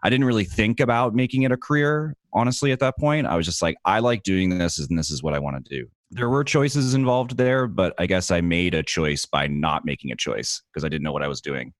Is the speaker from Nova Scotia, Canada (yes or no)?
yes; Dartmouth, Nova Scotia, Canada; I'm from Dartmouth